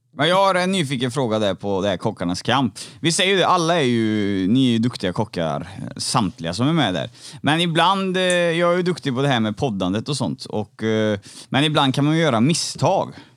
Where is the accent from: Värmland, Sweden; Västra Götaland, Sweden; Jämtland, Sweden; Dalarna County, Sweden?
Västra Götaland, Sweden; Trollhättan; jag är från Trollhättan